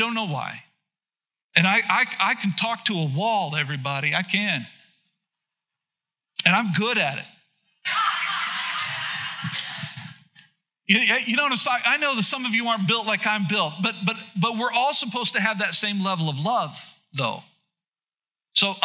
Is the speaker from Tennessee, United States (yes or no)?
no; Oklahoma, United States; now in Plymouth, Indiana, United States; I was born and raised in Oklahoma.